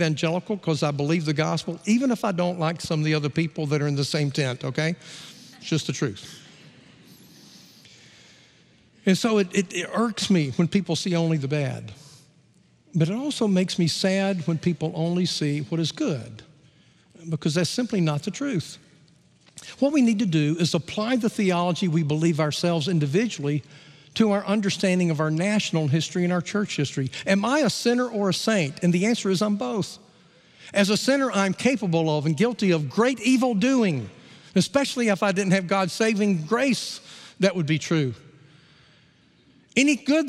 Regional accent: Gadsden, Alabama, United States; I grew up in Gadsden, Alabama

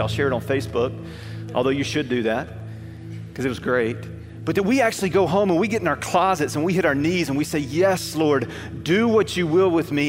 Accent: Alabama, United States; I grew up in Alabama

